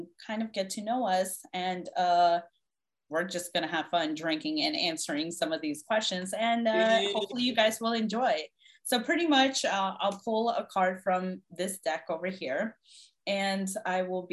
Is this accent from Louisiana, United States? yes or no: no; Washington, District of Columbia, United States; born or raised there